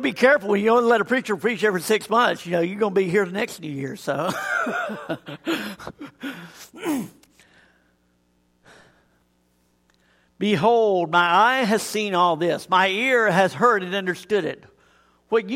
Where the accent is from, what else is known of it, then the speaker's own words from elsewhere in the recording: Tuscaloosa, Alabama, United States; also born or lived in Auburn, Alabama; I grew up in Tuscaloosa